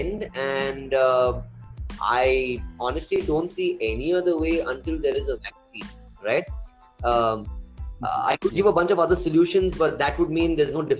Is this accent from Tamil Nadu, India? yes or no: no; Bangalore, Karnataka, India; also born or lived in Coorg; I grew up around Dobru and Indranagar in Bangalore